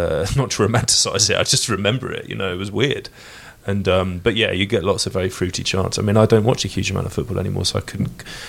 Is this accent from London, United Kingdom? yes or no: yes; London, United Kingdom; I grew up in North London, I never went south